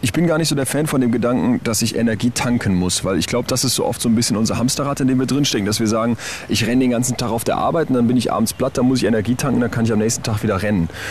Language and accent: German; Solingen, North Rhine-Westphalia, Germany; Ich komme aus Solingen